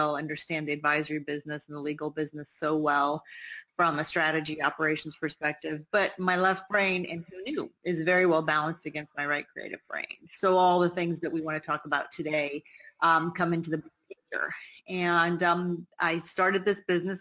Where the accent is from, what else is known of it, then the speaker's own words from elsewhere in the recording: Midwest, United States; moved away; also born or lived in Washington; I grew up in the Midwest.